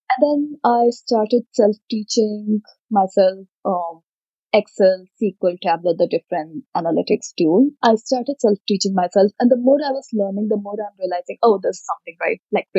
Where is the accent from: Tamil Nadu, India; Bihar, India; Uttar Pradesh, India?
Uttar Pradesh, India; Dad had a government job, doctor at the government in a government job, so we moved across a few different places in Uttar Pradesh, Saharanpur, Rampur. Right now, my parents live in a small city called Banda.